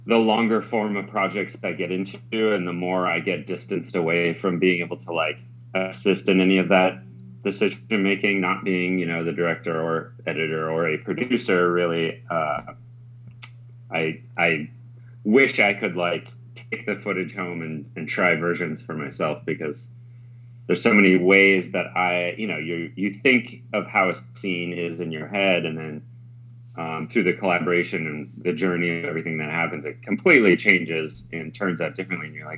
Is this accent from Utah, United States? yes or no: yes; Park City, Utah, United States; I grew up in Park City, Utah, heavy ski racing through all of growing up and childhood